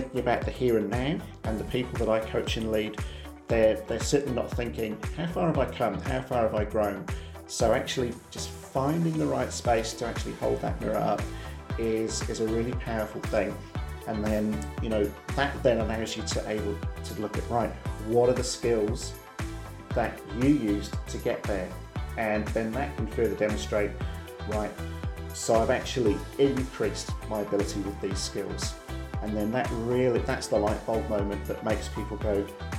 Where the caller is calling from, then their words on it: New Zealand; we're dialing in from New Zealand first and foremost, so the other side of the world.